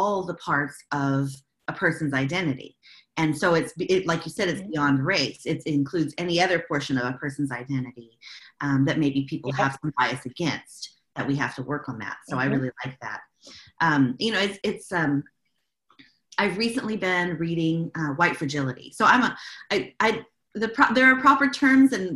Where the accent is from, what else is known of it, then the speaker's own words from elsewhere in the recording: Dallas, Texas, United States; now in El Paso, United States; the culture that I grew up with in Dallas